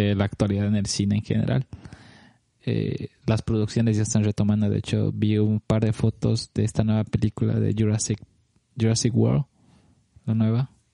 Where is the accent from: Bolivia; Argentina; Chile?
Bolivia; Cochabamba; moved away as an adult; now in Los Angeles, United States; viajo más que, más que todo una vez al año a ver a mi familia, a mis amigos allá en Cochabamba